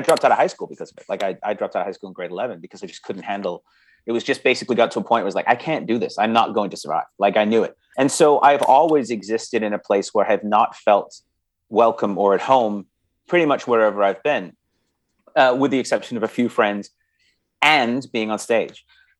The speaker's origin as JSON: {"language": "English", "country": "Canada", "tie": "born or raised there", "also_born_or_lived": "England", "accent": "English", "said": "so I was born in England, and when I moved to Canada, I was 5 years old. So I was really young, and I had a very thick English accent."}